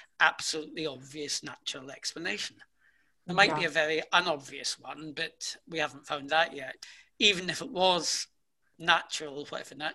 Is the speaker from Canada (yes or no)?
no; United Kingdom; I'm British